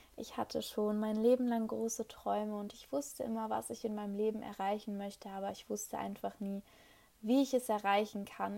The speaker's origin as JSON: {"language": "German", "town": "Hanover", "region": "Lower Saxony", "country": "Germany", "said": "ich komme aus Hannover"}